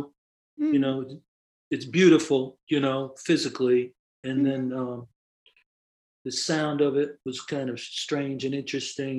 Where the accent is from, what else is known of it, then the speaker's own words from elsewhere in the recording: New York City, New York, United States; As a kid, I grew up in the Bronx, and I grew up in an Irish Catholic neighborhood